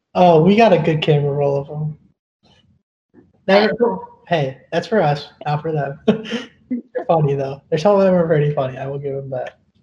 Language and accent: English; Illinois, United States; also born or lived in southern India; born in the southern part of India. I was raised here in Illinois, though. I moved here when I was basically a baby.